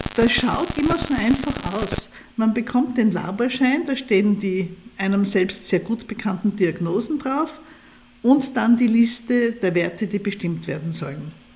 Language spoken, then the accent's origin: German; Austria; zumindest bei uns hier in Österreich